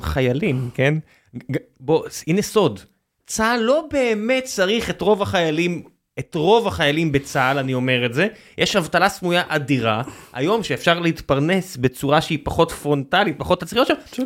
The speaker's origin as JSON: {"language": "Hebrew", "country": "Israel", "said": "אנחנו ישראלים"}